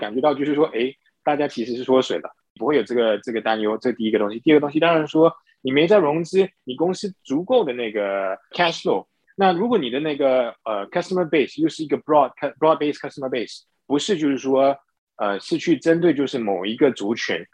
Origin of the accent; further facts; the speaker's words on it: Singapore; moved away as an adult; also born or lived in mainland China / United States; 我是新加坡人，然后呢 ，呃，从小在新加坡长大，念大学的时候呢是念金融系，然后呢到内地工作了几年后呢，再回到美国去念我的那个 M B